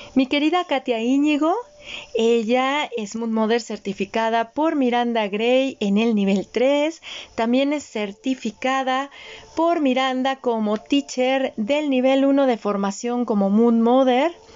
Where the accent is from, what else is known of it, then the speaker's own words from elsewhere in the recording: Mexico; yo apenas soy una segunda generación nacida en México, pero no de madres mexicanas, sino de madres austriacas